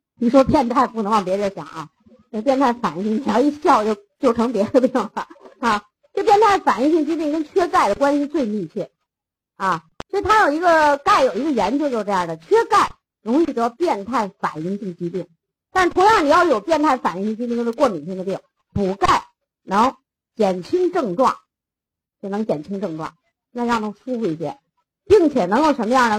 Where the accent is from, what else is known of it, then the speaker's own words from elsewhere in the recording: China; 咱中国人